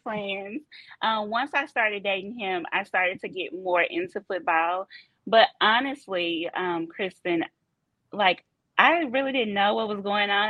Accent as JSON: {"language": "English", "town": "Memphis", "region": "Tennessee", "country": "United States", "tie": "born or raised there", "also_born_or_lived": "Chattanooga, Tennessee", "moved": "as an adult", "lives_now": "Benbrook, United States", "said": "I am born and raised in Memphis, Tennessee."}